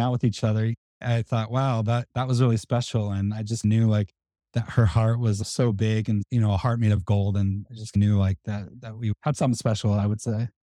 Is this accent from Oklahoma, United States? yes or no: yes; Tulsa, Oklahoma, United States; moved away as an adult; I grew up in Tulsa, Oklahoma